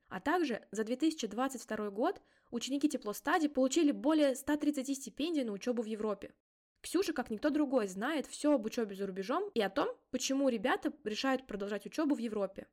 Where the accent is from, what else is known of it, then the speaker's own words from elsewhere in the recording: Mordovia, Russia; я сама из Республики Мордовия